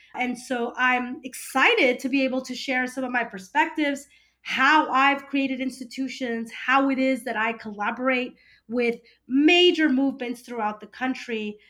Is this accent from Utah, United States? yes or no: no; California, United States; also born or lived in Peru; I consider myself a first generation American